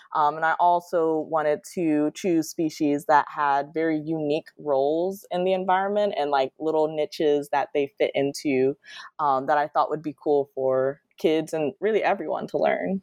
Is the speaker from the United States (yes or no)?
yes; Detroit, Michigan, United States; moved away as an adult; now in Florida, United States; I'm originally from Detroit, Michigan